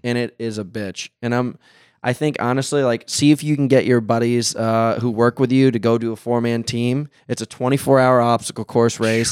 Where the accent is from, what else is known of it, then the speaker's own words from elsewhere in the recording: New York City, New York, United States; now in California, United States; I'm from New York City